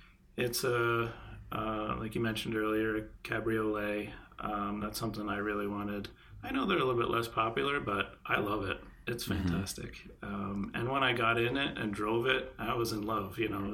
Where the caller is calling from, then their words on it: Connecticut, United States; I am in the New England area. I'm calling in from Connecticut.